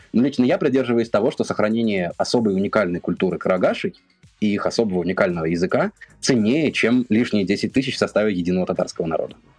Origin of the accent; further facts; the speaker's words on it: Pskov Oblast, Russia; moved away as an adult; часть моего детства прошла в Псковской области